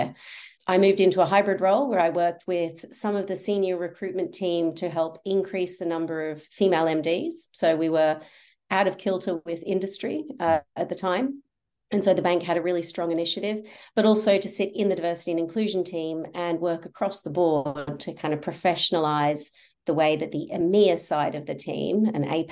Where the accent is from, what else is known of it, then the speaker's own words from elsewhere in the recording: Australia; accent: Australian; moved away; also born or lived in London, United Kingdom; You can hear from my accent that I've got family in Australia